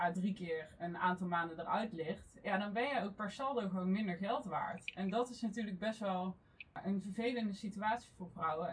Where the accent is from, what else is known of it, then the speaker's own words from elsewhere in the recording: North Brabant, Netherlands; now in The Hague, Netherlands; En ik kom oorspronkelijk uit Brabant. Dus vandaar dat je niet echt een Haags accent zult terughoren vandaag.